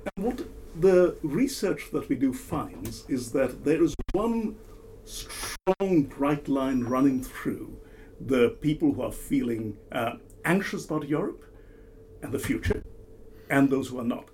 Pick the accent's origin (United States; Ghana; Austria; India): India; moved away; my home country, India